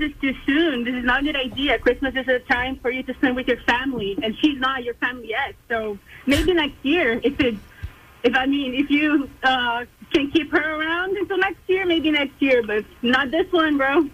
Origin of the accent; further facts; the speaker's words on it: Brazil; now in Clarksville, United States; I am actually not from the USA. I'm from Brazil, but I'm living in Clarksville